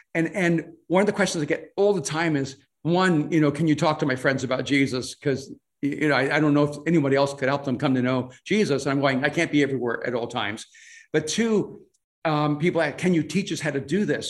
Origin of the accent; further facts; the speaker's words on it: El Salvador; English is a second language; now in United States; I'm from El Salvador, so English is my second language